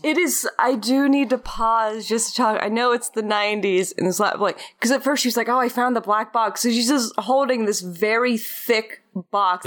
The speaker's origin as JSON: {"language": "English", "region": "Florida", "country": "United States", "moved": "yes", "lives_now": "Los Angeles, United States", "said": "I am a Florida …"}